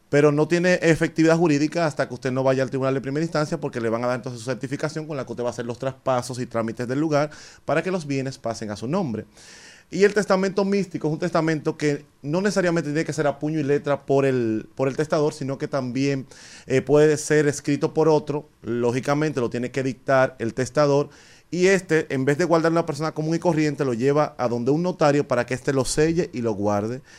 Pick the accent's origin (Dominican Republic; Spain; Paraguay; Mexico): Dominican Republic; Nosotros como dominicanos no tenemos un ejercicio permanente de organizar qué va a pasar con nuestros bienes